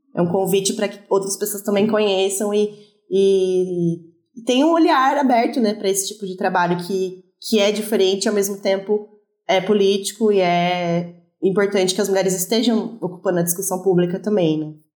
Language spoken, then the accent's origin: Portuguese; Brazil; sendo brasileira